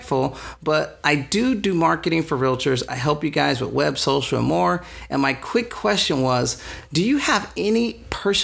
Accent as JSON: {"language": "English", "town": "San Diego", "region": "California", "country": "United States", "tie": "born or raised there", "said": "I grew up here in San Diego."}